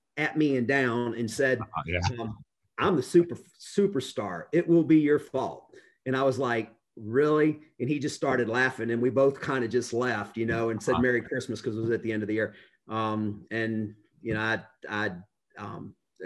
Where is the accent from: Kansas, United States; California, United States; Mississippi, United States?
Mississippi, United States; Fulton; moved away as an adult; also born or lived in Cleveland, Ohio / Memphis, Tennessee; now in Middle Tennessee, United States; I was born in Cleveland, Ohio, and I moved to Northeast Mississippi, a small town outside of Tupelo called Fulton in the mid 70s. I was in elementary school and stayed in North Mississippi for quite a while